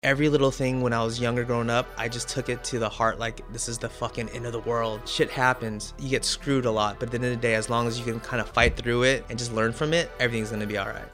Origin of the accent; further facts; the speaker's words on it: Santa Ana, California, United States; I was born in the eighties, grew up in the nineties, and during the time I grew up in Orange County